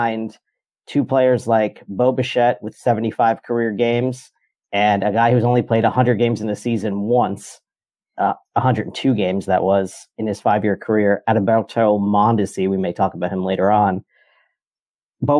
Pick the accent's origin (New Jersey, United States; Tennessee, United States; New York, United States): New York, United States; New York City; Born and raised in New York